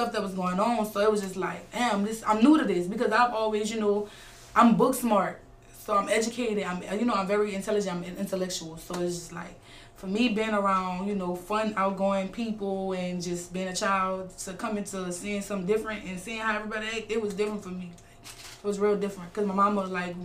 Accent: Baton Rouge, Louisiana, United States; also born or lived in Kendall, Louisiana; I really feel like I'm from that rack. You heard me, BR

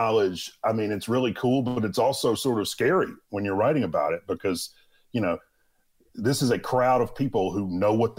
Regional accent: Mississippi, United States; I grew up in Mississippi

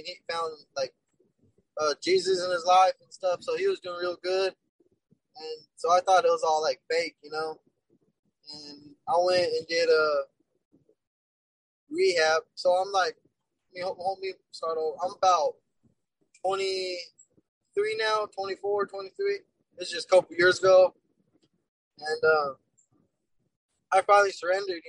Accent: Bernalillo, New Mexico, United States; I would run with my crew, Burnetowners, they're called, because I'm from Bernalillo

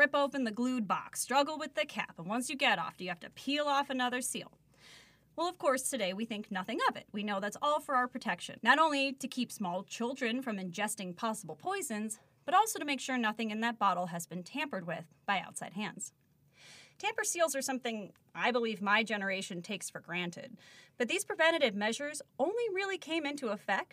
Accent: Chicago, Illinois, United States; my hometown of Chicago

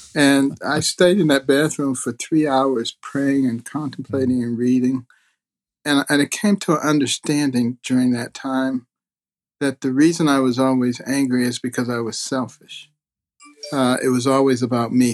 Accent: United States; also born or lived in Detroit, Michigan / Boston, Massachusetts; when I was growing up in Detroit and Boston

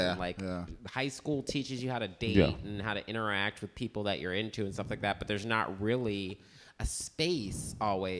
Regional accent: Midwest, United States; now in New York City, United States; I grew up in the Midwest

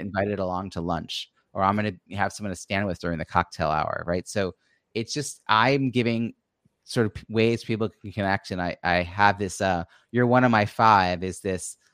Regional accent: Long Island, New York, United States; also born or lived in Philadelphia suburbs; now in Philadelphia, United States; I grew up on Long Island, New York

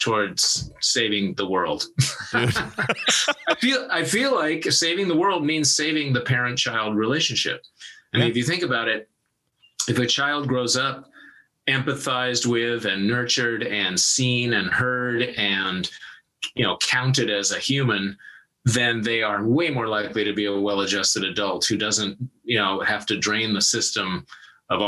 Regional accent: Yarrow Point, east of Seattle, Washington, United States; I grew up across Lake east of Seattle in a little tiny town called the Arrow Point, which is kind of part of Ballew, which is like the other side of Lake Washington from Seattle

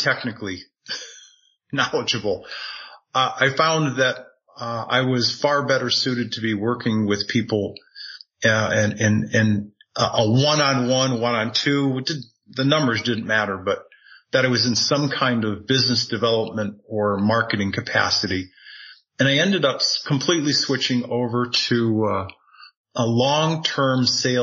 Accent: New England, United States; moved away as an adult; also born or lived in Tucson, Arizona; now in Sedona, United States; born and raised in New England

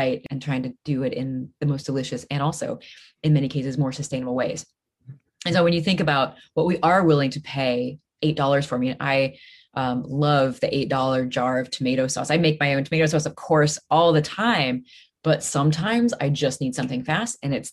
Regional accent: Midwest, United States; moved away; I'm from the Midwest

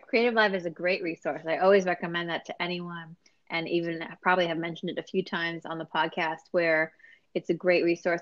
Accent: New York City, New York, United States; I'm a New Yorker

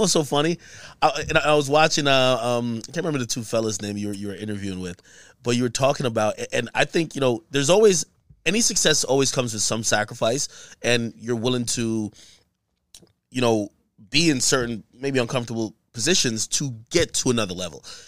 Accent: Jamaica; now in United States; I was born in Jamaica

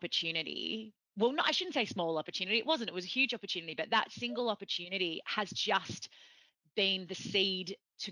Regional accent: Victoria, Australia; brought up in Australia

